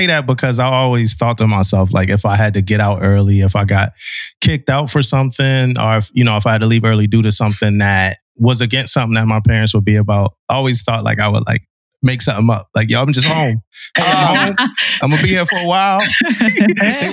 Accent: Philadelphia, Pennsylvania, United States; I'm from Philly.

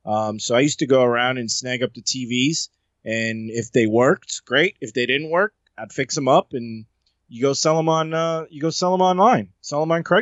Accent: Ohio, United States; I grew up in Ohio on tacos like that. It was taco night at the house.

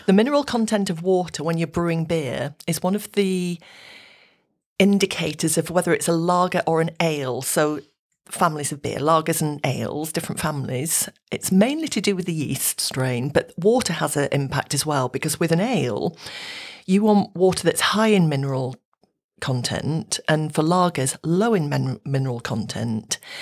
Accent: Yorkshire Dales, Yorkshire and the Humber, United Kingdom; moved away; I'm from the Yorkshire Dales area, and the water up there is so good.

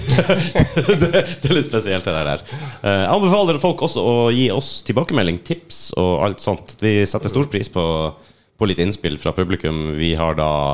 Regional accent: Finnmark, Norway

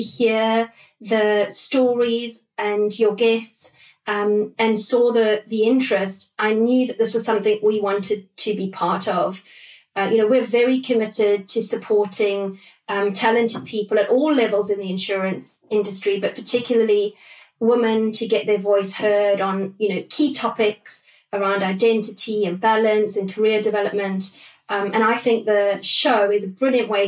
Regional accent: South Africa; moved away as an adult; also born or lived in London; now in United Kingdom; So when I first came over from South Africa, it was early 2000. I grew up in South Africa

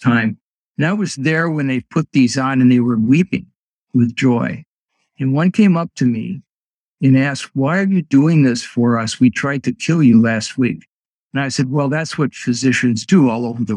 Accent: Paintsville, Ohio, United States; moved away as an adult; my hometown of Paintsville, Ohio

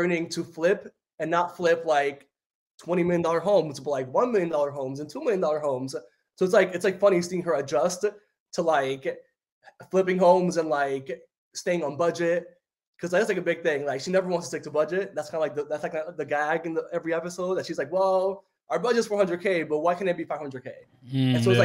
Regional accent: New York City, New York, United States; first language Spanish; English is a second language; moved away as an adult; also born or lived in Dominican Republic / Washington Heights, New York City / Harlem, New York City; now in New Jersey, United States; I grew up in the Bronx

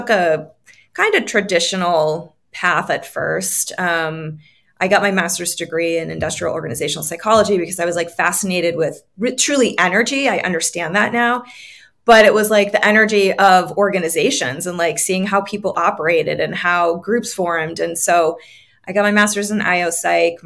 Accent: New England, United States; I grew up on the East Coast

